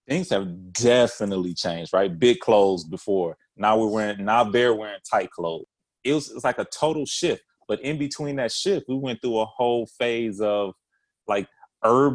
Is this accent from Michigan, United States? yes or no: yes; Detroit, Michigan, United States; I'm from Detroit